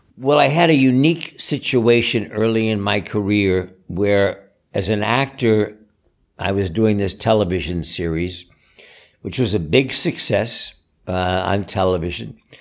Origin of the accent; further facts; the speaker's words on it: East Coast, United States; I grew up in the East Coast